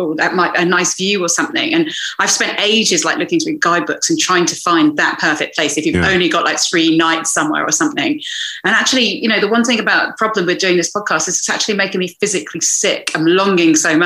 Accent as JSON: {"language": "English", "town": "Malaga", "region": "Andalusia", "country": "Spain", "tie": "born or raised there", "moved": "yes", "said": "I grew up in Malaga on the Costa del Sol."}